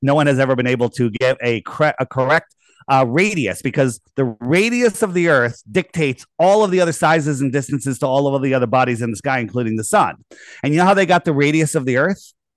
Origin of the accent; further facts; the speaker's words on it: East Coast, United States; I grew up on the East Coast